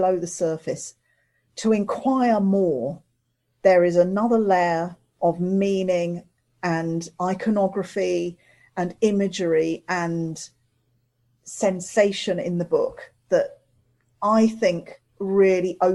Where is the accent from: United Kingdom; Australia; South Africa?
United Kingdom; Midlands; also born or lived in London; I was born in London. I grew up in the Midlands